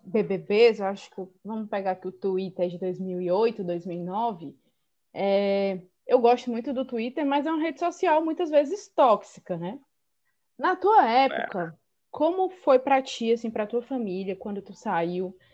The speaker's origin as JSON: {"language": "Portuguese", "region": "Northeast Region", "country": "Brazil", "said": "eu sou do Nordeste"}